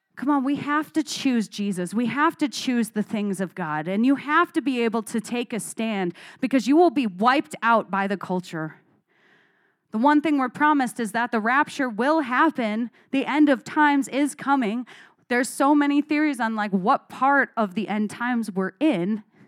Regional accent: Arizona, United States; I grew up in Arizona where we have lots of creeks.

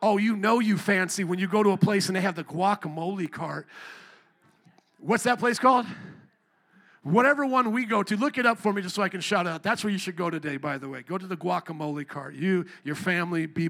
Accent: Fort Wayne, Indiana, United States; I grew up around the Amish in Fort Wayne, Indiana, literally just a bike ride from my neighborhood

